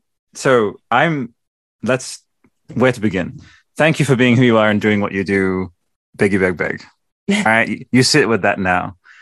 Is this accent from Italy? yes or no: yes; Italy; All I'll say is, and I'm from Italy, right?